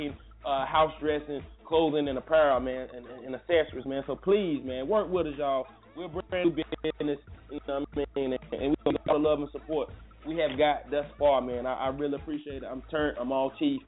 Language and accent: English; Durham, North Carolina, United States; I was raised in Fever Street